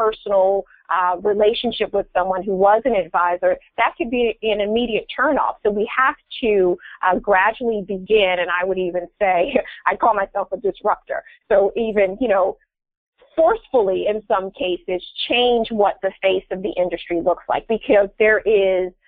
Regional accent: Philadelphia, Pennsylvania, United States; here in Philadelphia, which is my hometown

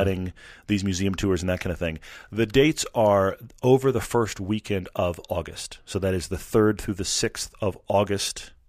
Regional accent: Texas, United States; I grew up in Texas

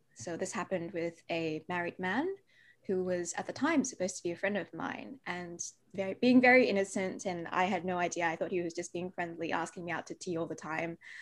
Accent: Perth, Western Australia, Australia; accent: Aussie; also born or lived in Malaysia; I was born in Malaysia, but I came to Australia when I was two years old

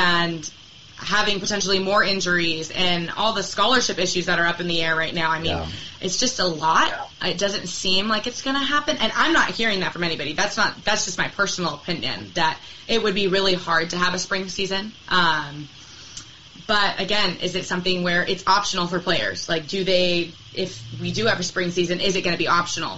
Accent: Portland, United States; I was born in Portland.

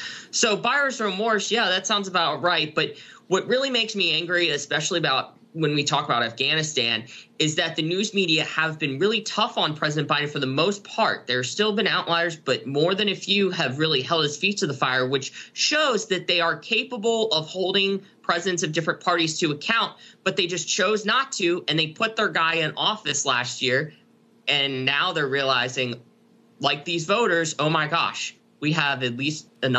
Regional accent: Lancaster, Pennsylvania, United States; I'm from Lancaster, Pennsylvania

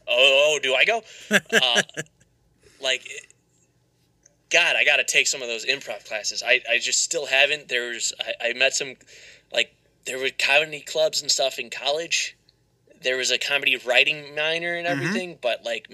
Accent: Chicago, Illinois, United States; I told him I was from Chicago

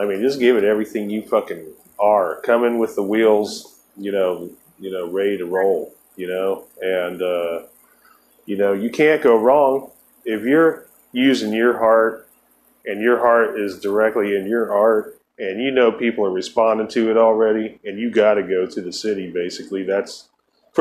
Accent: Ohio, United States; I lived in Ohio. I'm from Ohio

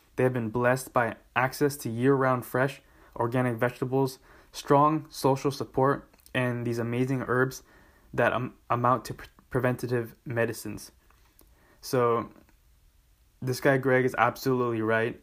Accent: Southern California, United States; my home state of Southern California.

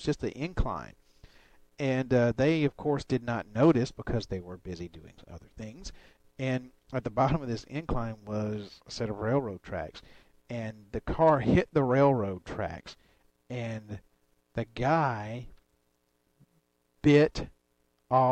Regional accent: Alabama, United States; moved away; I come from Alabama

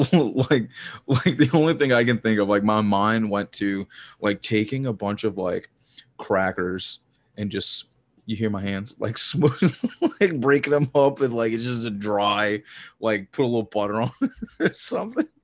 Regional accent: the South, United States; I'm from the South

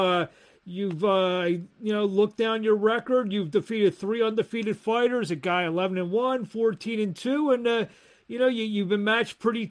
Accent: Philadelphia, Pennsylvania, United States; I'm from Philly

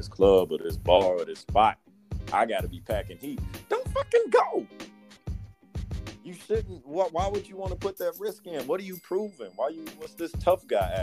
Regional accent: Detroit, Michigan, United States; growing up in Detroit

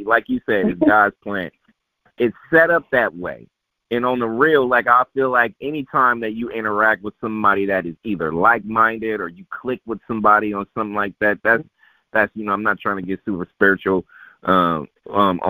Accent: Oakland, California, United States; I'm from Oakland, born and raised in Oakland

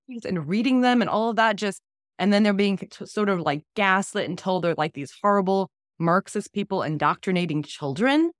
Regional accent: Florida, United States; growing up in Florida, my parents were progressive

